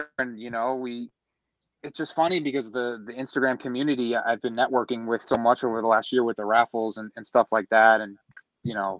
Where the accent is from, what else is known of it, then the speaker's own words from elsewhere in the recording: Bergen County, New Jersey, United States; I'm from New Jersey. I grew up in Bergen County